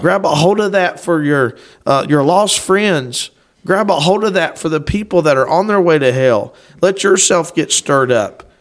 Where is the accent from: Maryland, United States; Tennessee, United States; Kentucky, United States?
Kentucky, United States; Lewis County; we're from Kentucky